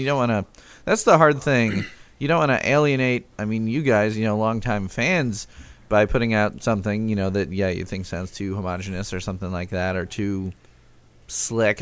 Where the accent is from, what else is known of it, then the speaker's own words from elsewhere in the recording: Chicago, Illinois, United States; now in Lafayette, United States; I grew up in Chicago